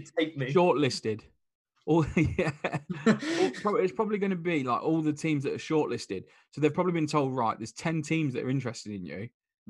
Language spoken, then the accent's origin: English; England, United Kingdom; we're English